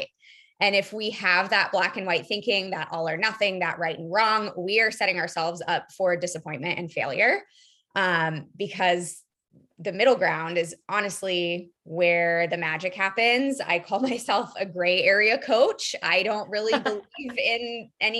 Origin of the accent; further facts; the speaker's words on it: Iowa, United States; when I was growing up in Iowa, we didn't really learn anything besides the food pyramid